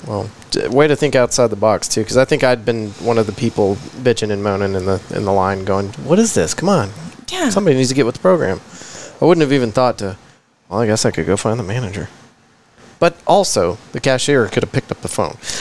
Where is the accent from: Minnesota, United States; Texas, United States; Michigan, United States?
Texas, United States; Midland; also born or lived in Abilene, Texas; now in Fort Worth, United States; I wasn't all the way in Odessa, but I was right there with you in Midland